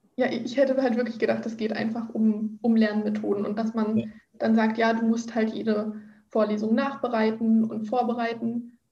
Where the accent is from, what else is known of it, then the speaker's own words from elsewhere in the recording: Berlin, Germany; moved away as an adult; now in Brandenburg an der Havel, Germany; Ich komme ursprünglich aus Berlin